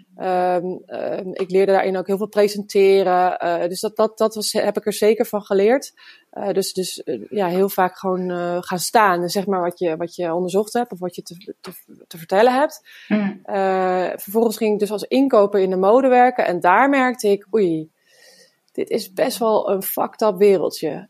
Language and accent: Dutch; Woudenberg, Utrecht, Netherlands; Ik eh, ben geboren in Woudenberg en daar hadden we een hele grote tuin